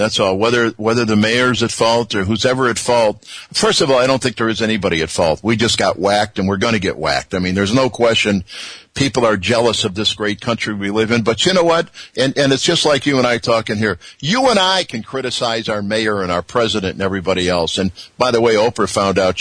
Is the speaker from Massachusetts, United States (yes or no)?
no; Chicago, Illinois, United States; I'm born and raised in Chicago